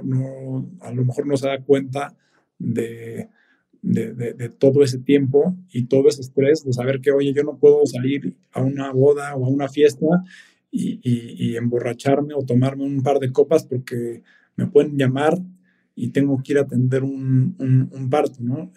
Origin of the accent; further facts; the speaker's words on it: Mexico City, Mexico; nosotros como mexicanos, y sobre todo viviendo en, en, la Ciudad de México, pues naces aquí y, y, por lo general creces aquí toda la vida.